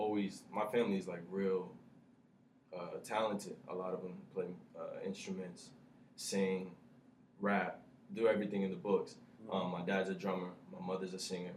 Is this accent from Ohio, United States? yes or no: yes; Lorain, Ohio, United States; I'm from Lorain, Ohio